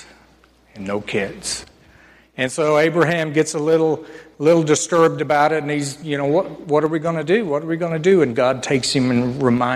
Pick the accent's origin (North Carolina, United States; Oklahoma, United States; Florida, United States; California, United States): Oklahoma, United States; northern; So I grew up in Oklahoma, northern Oklahoma, and they called it Tornado Alley.